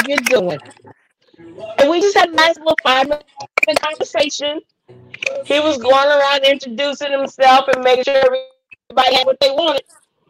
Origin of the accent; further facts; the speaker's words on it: Oklahoma City, Oklahoma, United States; Because I'm from Oklahoma City.